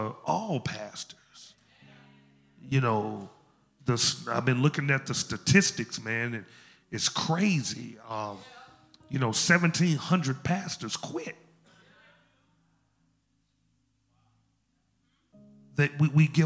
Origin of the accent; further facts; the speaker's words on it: Memphis, Tennessee, United States; I'm from Memphis, as you can see, as you can tell. Memphis is still in me.